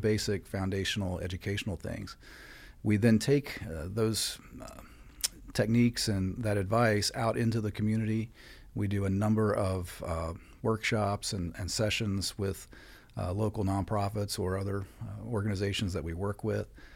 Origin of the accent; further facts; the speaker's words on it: West Virginia, United States; moved away as an adult; also born or lived in North Carolina; now in Clear Lake, Texas, United States; I'm from the East Coast originally. I grew up in West Virginia